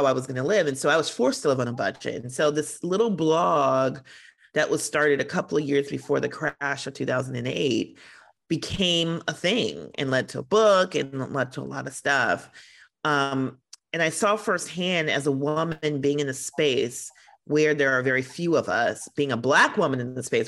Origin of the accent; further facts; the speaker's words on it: Milwaukee, Wisconsin, United States; I grew up in 1980s Milwaukee, where my father was a brewery worker